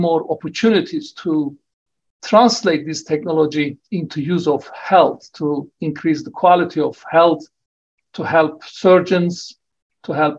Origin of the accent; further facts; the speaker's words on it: Turkey; moved away as an adult; also born or lived in Oxford, United Kingdom; now in Wollongong, Australia; I returned to my home country of Turkey in 1994, and I worked there for 7.5 years